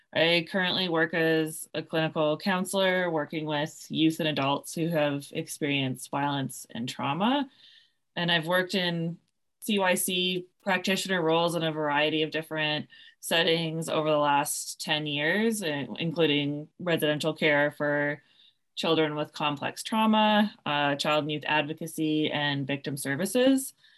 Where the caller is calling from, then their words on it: Victoria, British Columbia, Canada; I'm calling in from Oloquoingan territories on the lands of the Songhees and Esquimalt nations, also known as Victoria, B C